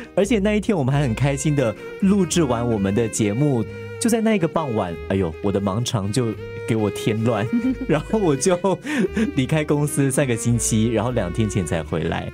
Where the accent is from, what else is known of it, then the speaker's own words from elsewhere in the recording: Pingtung County, Taiwan; also born or lived in Taipei; 我小的时候，在屏东